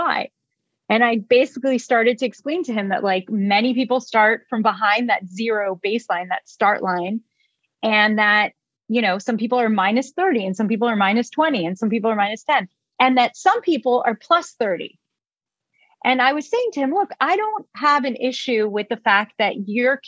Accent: Israel; moved away; I was born in Israel. We're not known to be polite.

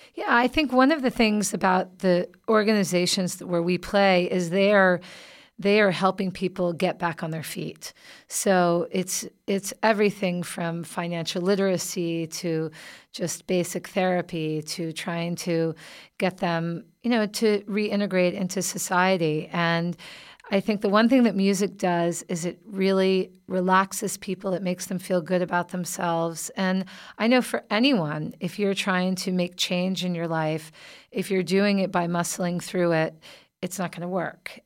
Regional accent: the South, United States; moved away; I'm originally from the South

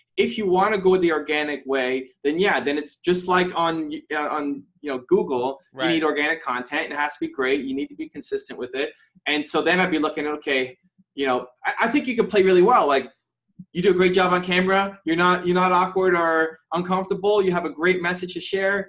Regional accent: Canada; also born or lived in Toronto; I'm from Canada. I'm, I'm in Toronto right now

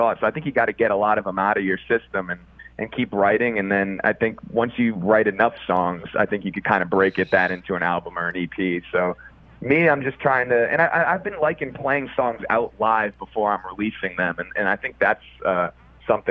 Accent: Connecticut, United States; it is nice for me personally to be back on the East Coast

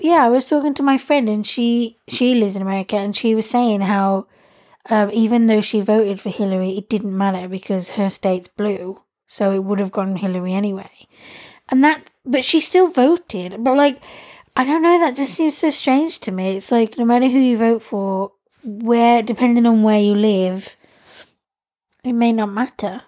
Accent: United Kingdom; being someone who's British and in Britain

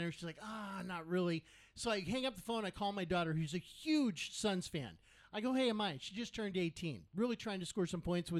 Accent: Payson, Arizona, United States; I grew up in the Payson Pine area.

